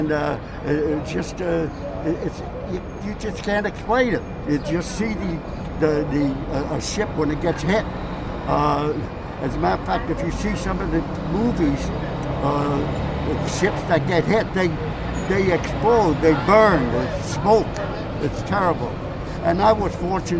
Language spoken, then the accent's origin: English; New York City, New York, United States; I lived in the Bronx at the time